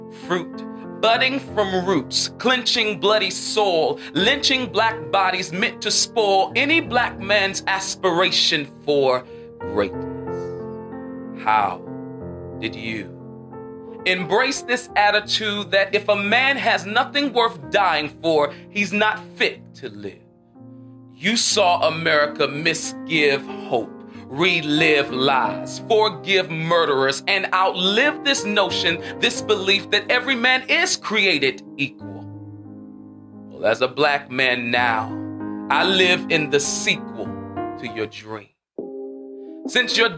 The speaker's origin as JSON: {"language": "English", "town": "Charlotte", "region": "North Carolina", "country": "United States", "accent": "Southern"}